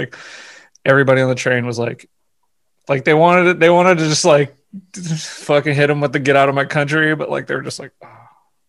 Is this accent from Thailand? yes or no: no; California, United States; We're like, we're from California.